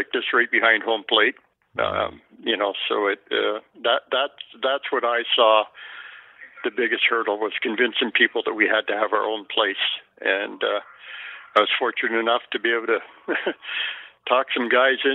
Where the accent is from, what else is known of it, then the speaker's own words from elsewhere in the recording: Victoria, British Columbia, Canada; now in Alberta, Canada; I played every sport you can imagine as a kid growing up in Victoria.